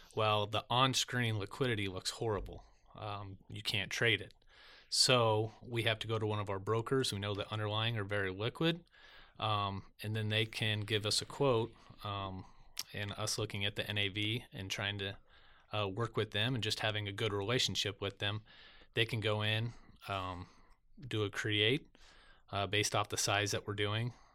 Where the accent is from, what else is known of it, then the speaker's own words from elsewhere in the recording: Lincoln, Nebraska, United States; I was born in Lincoln, Nebraska